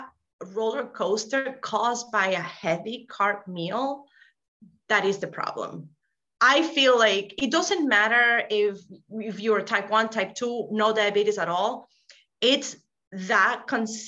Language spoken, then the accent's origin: English; Venezuela; moved away as an adult; now in Rhode Island, United States; I'm from Venezuela. We eat rice, beans, arepas, like that's in our daily life.